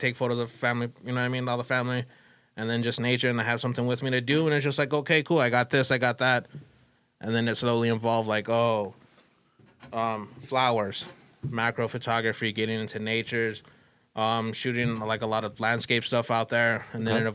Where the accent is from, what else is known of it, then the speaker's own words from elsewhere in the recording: United States; I grew up on Southside. So Southside, it was elementary.